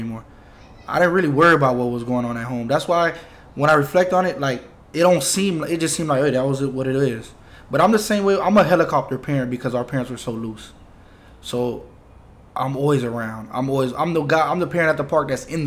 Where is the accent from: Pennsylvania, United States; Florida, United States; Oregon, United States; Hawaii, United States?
Florida, United States; also born or lived in New York; We're from Florida.